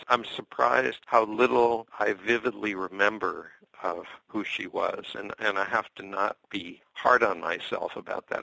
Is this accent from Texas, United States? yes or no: no; Scarsdale, New York, United States; now in Lopez Island, United States; I'm originally from the East. I'm from Westchester County, from Scarsdale, New York